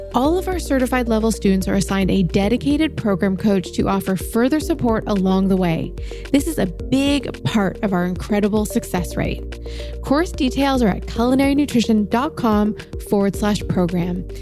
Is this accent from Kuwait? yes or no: yes; Kuwait; I'm from Kuwait.